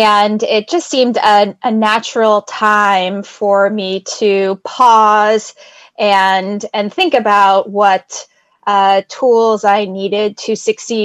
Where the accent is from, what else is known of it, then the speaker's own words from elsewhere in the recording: New York City, New York, United States; I'm from New York City, New York.